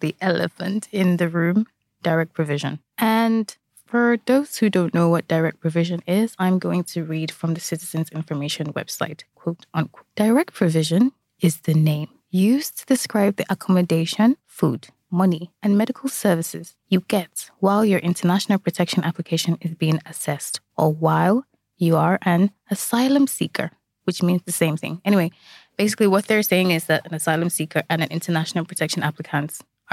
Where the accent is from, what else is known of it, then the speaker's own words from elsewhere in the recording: Nigeria; now in Ireland; I'm Nigerian